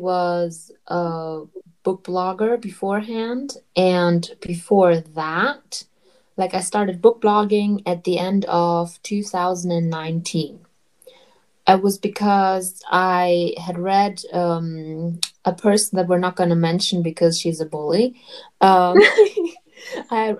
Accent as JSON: {"language": "English", "country": "Germany", "said": "I'm from Germany"}